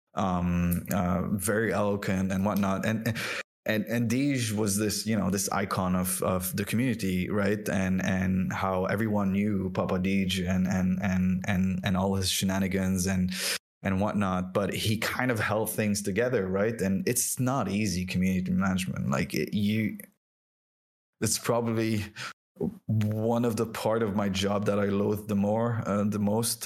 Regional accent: France; first language French; English is a second language; moved away; also born or lived in Lebanon; i was born and raised in france um, and french was my first language um, then moved to uh, the Arab world and ended up in Lebanon.

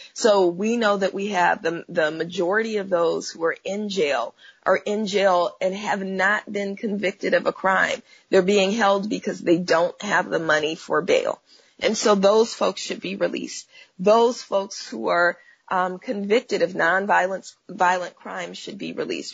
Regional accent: Oakland, California, United States; now in Los Angeles, United States; I'm from Oakland, California, and I was born in the 70s, even though that uh, still makes me 29, right? Um, but, you know, being raised um, in what's, you know, most of us in Oakland call the Panther Cub generation

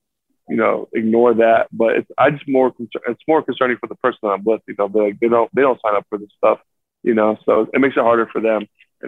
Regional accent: South Florida, United States; now in New York, United States; I'm from South Florida, so we don't really have the best hockey

